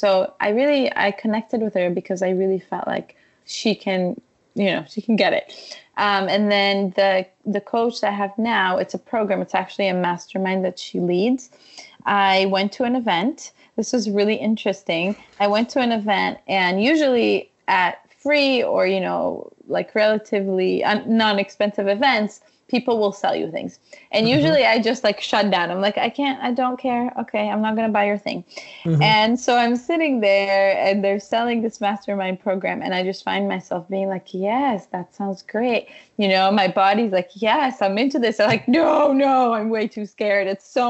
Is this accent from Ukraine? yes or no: yes; Ukraine; I grew up, you know, I'm Ukrainian. I was born in Ukraine.